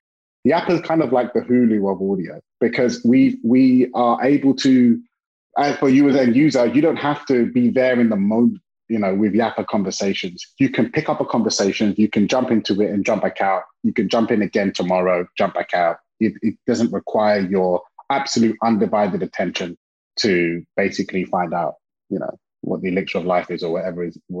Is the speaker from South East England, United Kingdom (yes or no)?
no; London, United Kingdom; now in California, United States; I'm from London, England, originally.